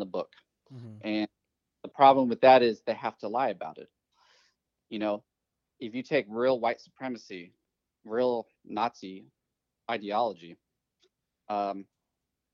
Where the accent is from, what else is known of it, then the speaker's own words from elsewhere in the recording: California, United States; I grew up in California